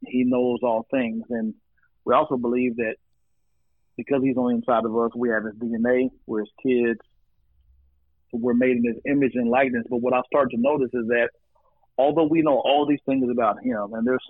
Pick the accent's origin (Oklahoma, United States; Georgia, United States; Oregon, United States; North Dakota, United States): Oklahoma, United States; Oklahoma City; also born or lived in Wichita, Kansas; now in Fort Worth, United States; So, I'm originally from the Midwest, Wichita, Kansas, around the age of 10. My mother married a guy who was born in Uganda, and we moved to Oklahoma City.